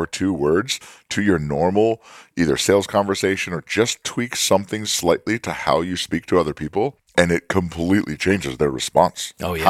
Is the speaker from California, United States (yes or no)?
yes; California, United States; yeah, they probably can talk like that in New York City, but I'm in Alabama. They don't do that. Like, I'm from California.